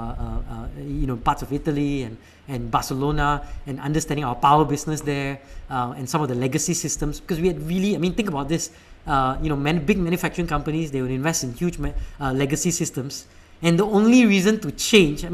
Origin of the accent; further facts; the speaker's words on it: Malaysia; moved away; also born or lived in United States; I'm Malaysian